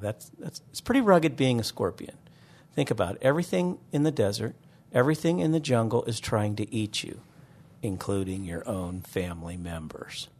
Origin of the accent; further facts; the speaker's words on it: Northeastern Ohio, United States; moved away; growing up in Northeastern Ohio, I wanted to be a marine biologist